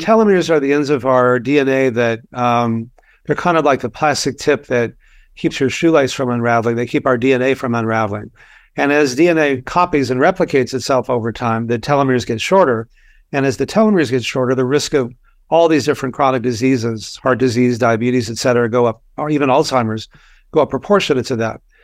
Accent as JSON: {"language": "English", "region": "Texas", "country": "United States", "tie": "born or raised there", "said": "I grew up in Texas"}